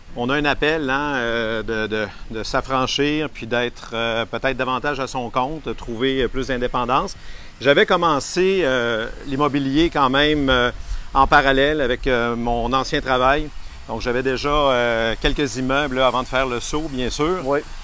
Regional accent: Quebec City, Quebec, Canada; Je suis de Québec

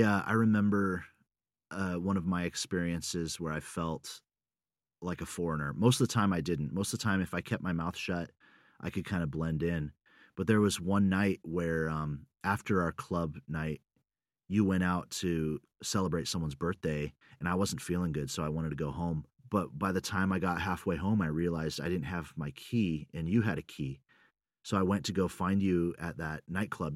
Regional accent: United States; moved away as an adult; also born or lived in Russia / Sweden; I'm, I'm American

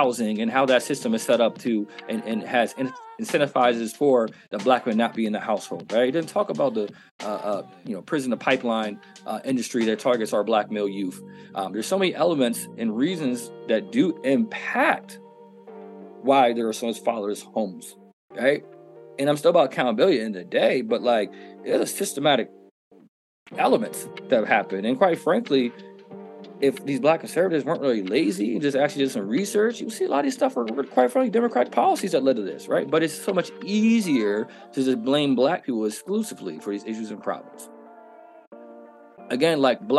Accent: United States; as a black American citizen, as an American citizen

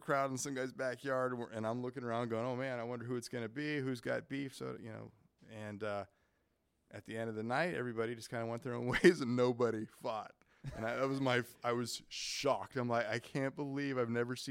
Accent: Quincy, California, United States; Quincy, California.

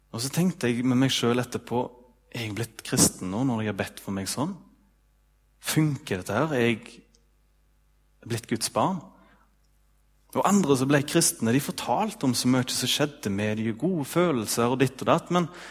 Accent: Ølen, Vestland, Norway; i Ølen, da, der jeg er ifra

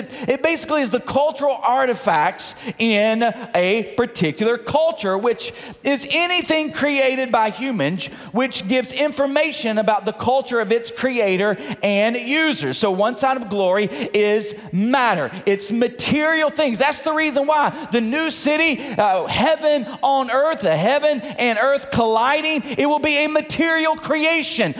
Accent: Munford, Tennessee, United States; Now, I come from Mumford, Tennessee. Where's Mumford? Well, outside of Memphis, rural. I grew up on a dirt road.

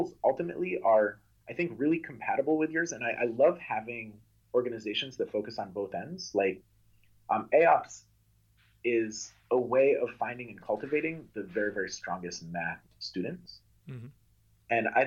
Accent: Amherst, Massachusetts, United States; I grew up in Amherst, Massachusetts, that has a phenomenal public education system

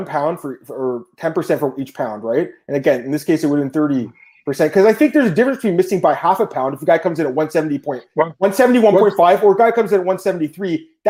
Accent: Canada; I'm Canadian too

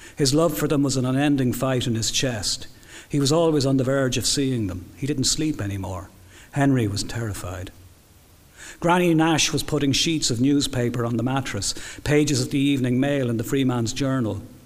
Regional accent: Dublin, Leinster, Ireland; I'm very much a Dubliner

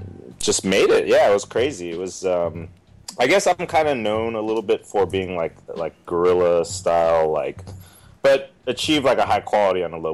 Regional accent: Oakland, California, United States; also born or lived in San Francisco / Alameda / San Pablo; I'm a Bay Area boy. I was born in San Francisco and raised, like, Oakland and Alameda, you know, San Pablo, all, you know, all over the Bay.

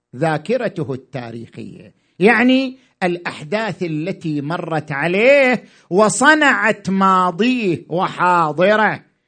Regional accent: Iraq; احنا كمجتمع عراقي

